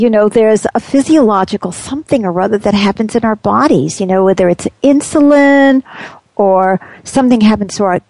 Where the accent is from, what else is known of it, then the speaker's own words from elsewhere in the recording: New York City, New York, United States; we had uneven streets where I grew up in Queens